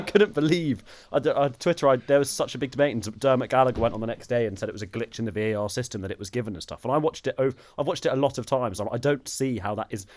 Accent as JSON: {"language": "English", "country": "United Kingdom", "said": "as Brits"}